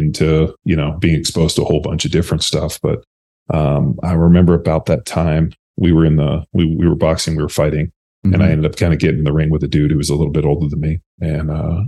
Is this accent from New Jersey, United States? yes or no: no; Torrance, California, United States; moved away as an adult; now in Texas, United States; I grew up in Torrance, Palos Verdes area